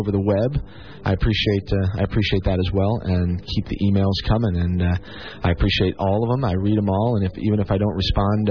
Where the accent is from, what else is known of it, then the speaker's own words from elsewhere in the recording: Rockford, Illinois, United States; moved away; up in Rockford, Illinois, actually, is where my hometown is